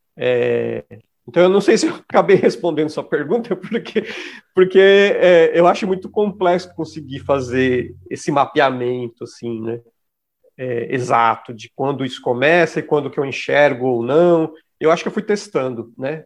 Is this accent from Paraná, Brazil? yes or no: no; São Paulo, Brazil; eu sou de São Mateus, que é um bairro que tem grupos de raps muito importantes